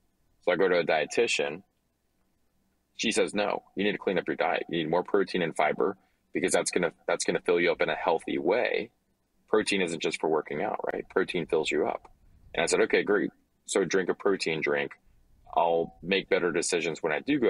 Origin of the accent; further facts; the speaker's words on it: Louisiana, United States; I'm from Louisiana